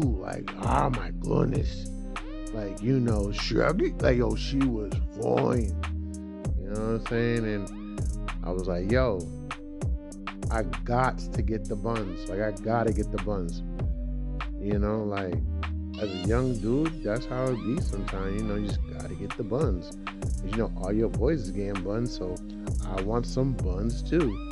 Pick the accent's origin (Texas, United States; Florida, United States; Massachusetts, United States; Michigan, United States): Massachusetts, United States; Boston; I'm from Dorchester, you know. You know, like the heart of Dorchester.